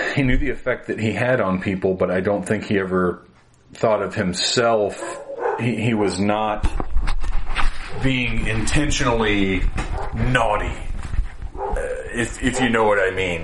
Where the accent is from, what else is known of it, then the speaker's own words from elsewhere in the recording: the South, United States; born and raised in the South uh, by Baptist parents